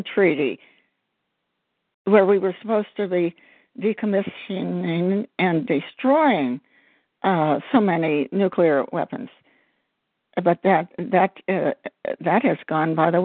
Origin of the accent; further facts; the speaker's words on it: Georgia, United States; I'm from Georgia